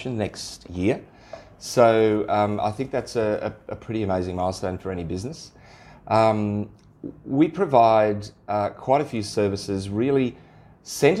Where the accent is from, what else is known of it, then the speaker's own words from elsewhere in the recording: Sydney, New South Wales, Australia; moved away as an adult; now in Central West, Australia; I grew up in Sydney